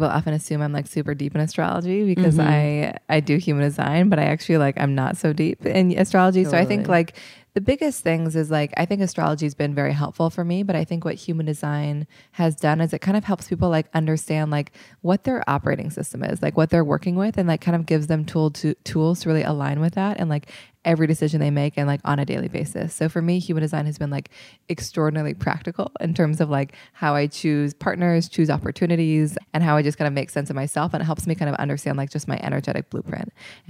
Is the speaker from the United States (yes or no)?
yes; Seattle, Washington, United States; now in New York, United States; I'm 29 years old and I'm from Seattle, Washington.